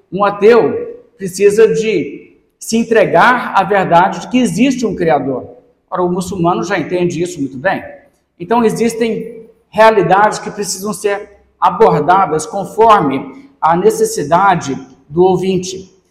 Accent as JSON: {"language": "Portuguese", "region": "Minas Gerais", "country": "Brazil", "tie": "born or raised there", "also_born_or_lived": "São Paulo", "said": "nasci no estado de São Paulo, mas eu moro a maior parte da minha vida em Minas Gerais e nós temos um sotaque um pouco peculiar."}